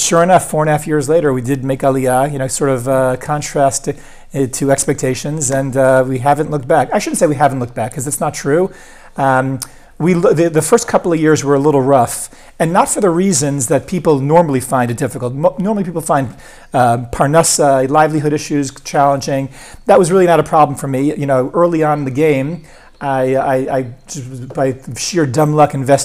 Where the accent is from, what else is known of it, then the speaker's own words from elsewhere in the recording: Eastern Long Island, New York, United States; moved away as an adult; now in Beit Shemesh, Israel; We grew up in Eastern Long Island